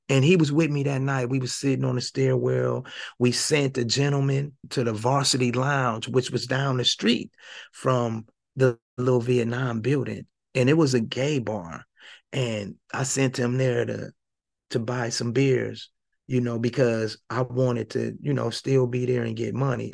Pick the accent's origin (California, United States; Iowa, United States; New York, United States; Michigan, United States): Michigan, United States; Flint; moved away as an adult; also born or lived in Indianapolis; I'm originally from Flint, Michigan. I'm from Flint, Michigan. I grew up in Flint